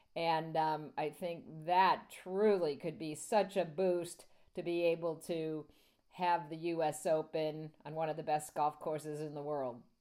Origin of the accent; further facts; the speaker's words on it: New York City, New York, United States; as a New Yorker